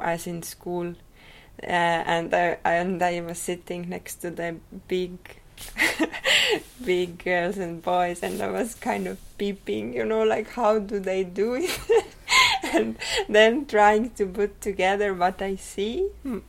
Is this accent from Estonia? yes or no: yes; Rakvere, Lääne-Viru County, Estonia; I was born in Rakvere. Uh, it is a small town